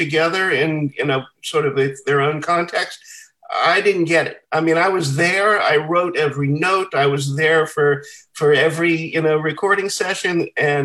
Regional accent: Washington, District of Columbia, United States; We were all born and raised here in Washington, D.C., all four of us.

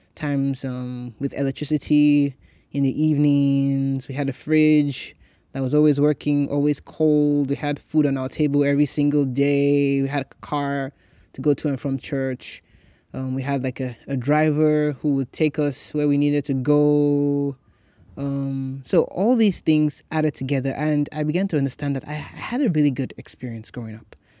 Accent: Nigeria; now in United States; I grew up in Nigeria

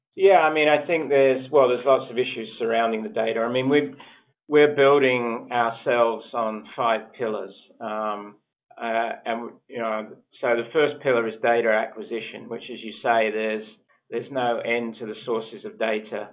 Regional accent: Australia; moved away as an adult; also born or lived in United Kingdom / Sheffield, United Kingdom; I actually was born in the UK and I grew up in Australia

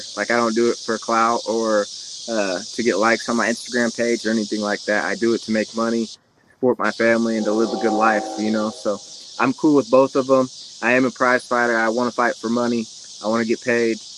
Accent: Kansas City, Missouri, United States; I was born in Kansas City, so like out here in the country

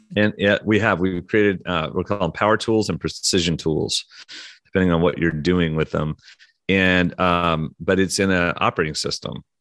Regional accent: Oklahoma, United States; moved away; also born or lived in Russia / Atlanta / London; I'm from Oklahoma

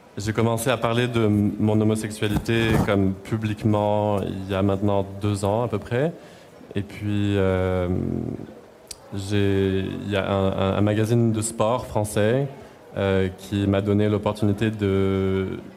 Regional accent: Clermont-Ferrand, Auvergne-Rhône-Alpes, France; moved away as an adult; also born or lived in Lyon; now in Montreal, Canada; J'ai habité à Lyon deux ans avant ça, puis avant dans ma ville natale qui s'appelle Clermont-Ferrand, qui est à une heure et demie de Lyon

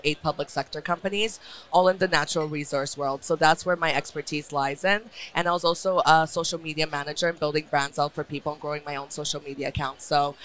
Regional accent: Vancouver, British Columbia, Canada; I am from Vancouver, BC.

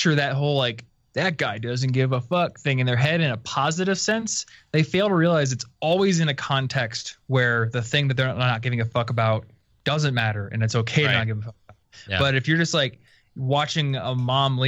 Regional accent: Iowa, United States; now in Denver, United States; I come from Iowa

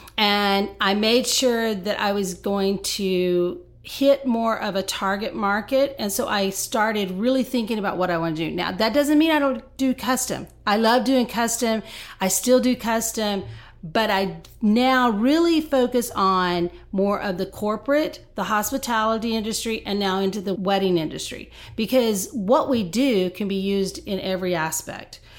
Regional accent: Texas, United States; moved away as an adult; now in Nashville, United States; I am a Texan, and so we are transplanted here about five years ago.

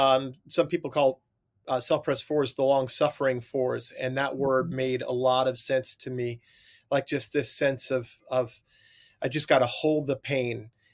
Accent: Long Island, New York, United States; I grew up on Long Island during the, you know, but maybe pre-Seinfeld days, but like a kind of Long Island, New York sense of humor.

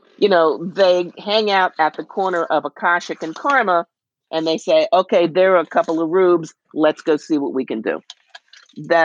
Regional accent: New York, United States; I'm from New York

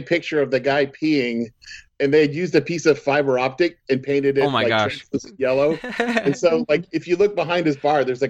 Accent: Northern United States, United States; And since we're from the North and we're Yankees, and the people are going to be like inappropriate

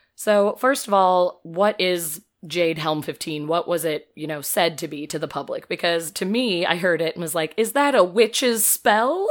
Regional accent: Metamora, Illinois, United States; I say Peoria since nobody knows, but I'm from Metamora

